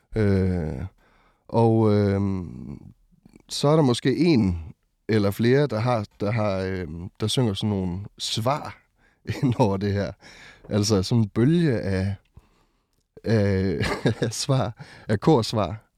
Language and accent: Danish; West Jutland, Central Denmark Region, Denmark; also born or lived in Botswana / Ringkøbing; jeg er vokset op i Indre Mission øhm, i Vestjylland